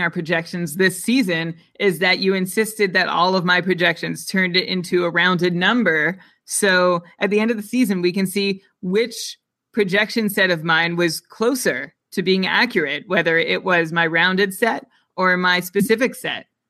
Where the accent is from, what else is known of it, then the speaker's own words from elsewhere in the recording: Canada; I'm Canadian